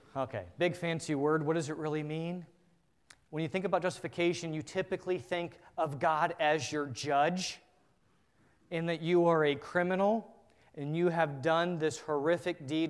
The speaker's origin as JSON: {"language": "English", "country": "United States", "said": "As an American culture"}